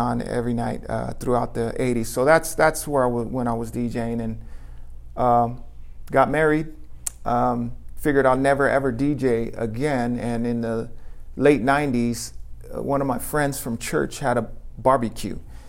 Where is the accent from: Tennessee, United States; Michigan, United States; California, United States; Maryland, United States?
California, United States; Los Angeles; I'm from LA. I grew up in Echo Park